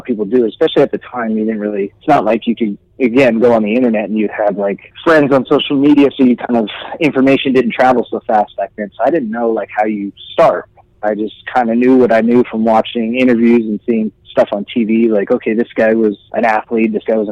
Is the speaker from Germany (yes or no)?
no; Riverside, California, United States; also born or lived in Kansas City, Missouri / Chatsworth, Los Angeles; Then we moved a little bit east out of the city towards Riverside, and I grew up there. So I grew up in Southern California. I was raised in Southern California.